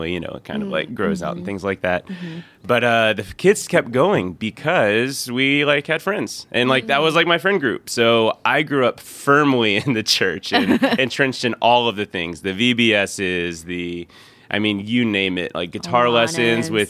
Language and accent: English; Lilburn, Georgia, United States; I grew up in Lilburn, Georgia